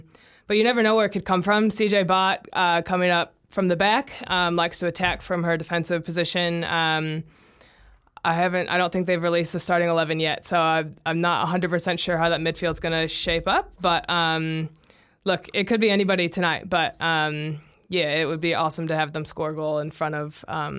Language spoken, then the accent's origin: English; United States; now in New Zealand; I've already seen my home country win a World Cup once